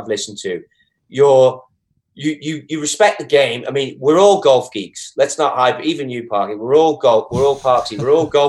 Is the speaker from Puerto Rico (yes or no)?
no; England, United Kingdom; As you can tell, I'm English.